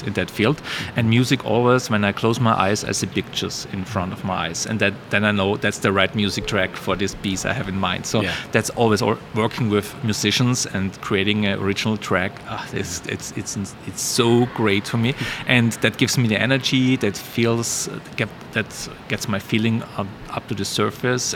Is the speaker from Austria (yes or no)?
yes; Austria; moved away; growing up in Austria